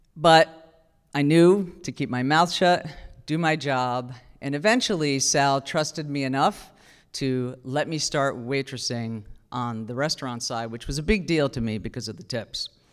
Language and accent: English; New Jersey, United States; I'm from New Jersey